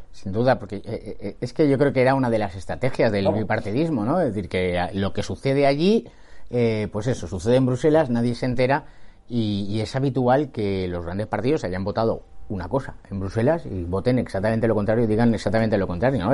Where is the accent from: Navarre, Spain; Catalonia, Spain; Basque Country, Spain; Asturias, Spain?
Catalonia, Spain; vivir la españolidad como catalán